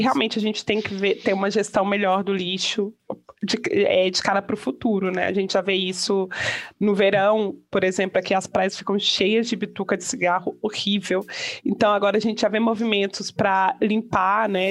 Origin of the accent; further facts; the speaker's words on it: Brazil; moved away; no Brasil, de onde eu venho